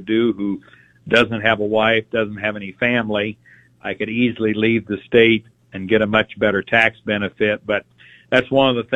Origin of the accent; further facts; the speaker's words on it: Falls City, Nebraska, United States; I'm from Falls City, Nebraska, down in the southeastern part of the state